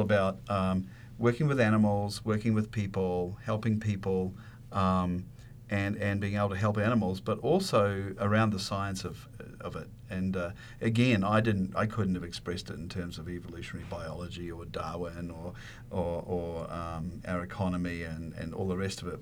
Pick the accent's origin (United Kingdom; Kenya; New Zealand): New Zealand; moved away; growing up where I grew up in New Zealand, there's a lot of animals around